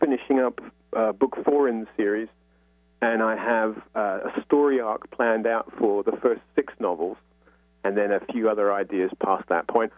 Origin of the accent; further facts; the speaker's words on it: London, United Kingdom; I'm from North London